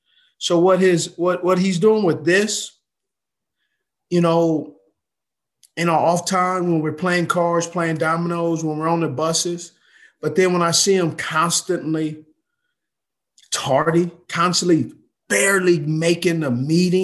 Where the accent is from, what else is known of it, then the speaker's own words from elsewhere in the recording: West Coast, United States; And so I grew up in the West Coast, and I grew up in a place where you had to dissect, process